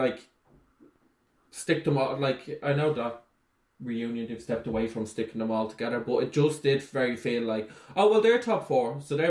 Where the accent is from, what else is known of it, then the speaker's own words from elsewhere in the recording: Ballymun, Leinster, Ireland; But you have to say, disclaimer, I'm from Ballymun, so I can say that.